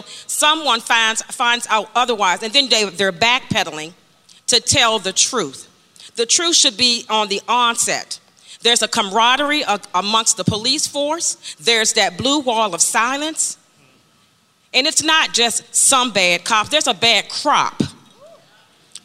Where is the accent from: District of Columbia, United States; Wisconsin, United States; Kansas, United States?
District of Columbia, United States; Washington; moved away; I'm not a resident of Washington, D.C., but I was born here in Washington, D.C.